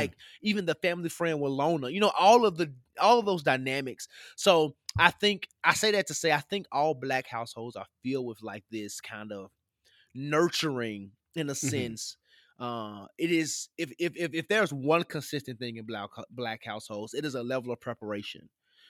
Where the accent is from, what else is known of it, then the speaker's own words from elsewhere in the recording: Tennessee, United States; I grew up in the South, what people mm-hmm. would call the mid-South, because Tennessee mm-hmm. is above your